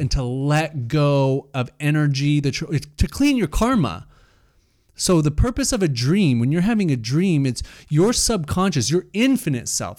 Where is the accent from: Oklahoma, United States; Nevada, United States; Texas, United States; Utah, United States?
Utah, United States; Salt Lake City; I grew up in Salt Lake, very Mormon culture